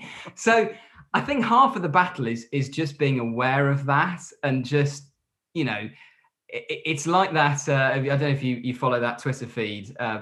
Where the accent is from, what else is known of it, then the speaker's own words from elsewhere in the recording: Nailsea, South West England, United Kingdom; I'm from Nailsea, it's not a million miles away from Taunton